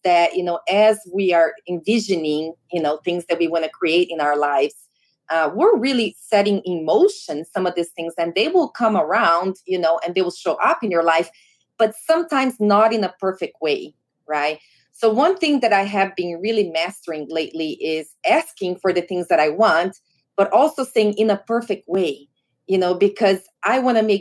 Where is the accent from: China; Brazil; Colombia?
Brazil; moved away; I grew up in Brazil and I rode horses growing up